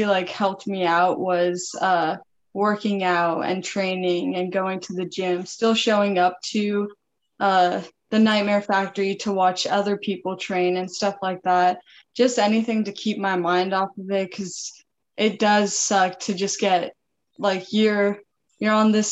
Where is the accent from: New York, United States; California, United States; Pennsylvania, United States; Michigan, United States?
California, United States; Northern; moved away as an adult; I'm actually from California, NorCal